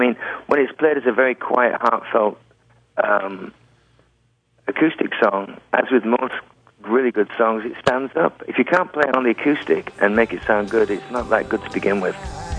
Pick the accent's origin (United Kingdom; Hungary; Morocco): United Kingdom; England; I'm English.